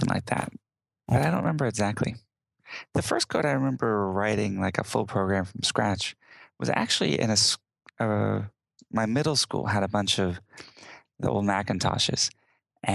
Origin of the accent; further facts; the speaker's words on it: Houston, Texas, United States; born and raised in Houston, Texas